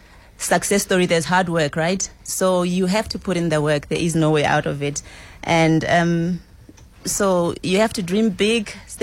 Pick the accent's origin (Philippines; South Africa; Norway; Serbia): South Africa; Limpopo; I'm from Limpopo